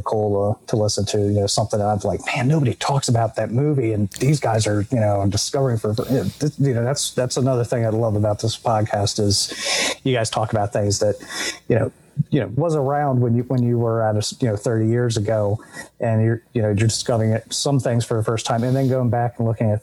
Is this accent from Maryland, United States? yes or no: yes; Maryland, United States; I'm from Maryland. I grew up here, lived here, I work here